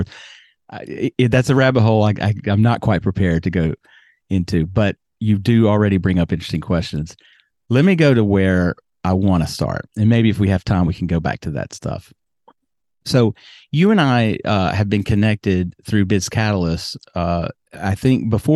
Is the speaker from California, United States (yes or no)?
no; Birmingham, Alabama, United States; moved away; also born or lived in New York City / South Florida; I grew up in Alabama